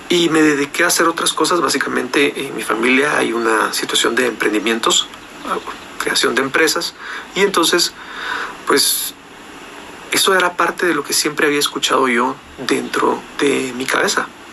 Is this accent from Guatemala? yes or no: yes; Guatemala; en mi país